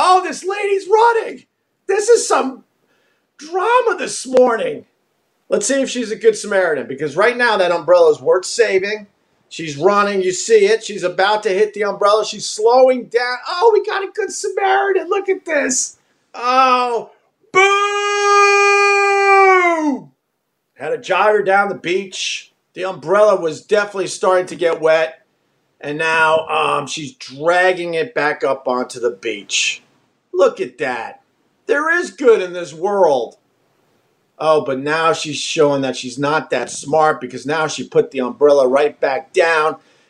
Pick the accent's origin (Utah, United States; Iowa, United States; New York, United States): New York, United States; accent: Long Island; I would play back the tape and I would hear the words that just didn't sound like words because of my Long Island accent.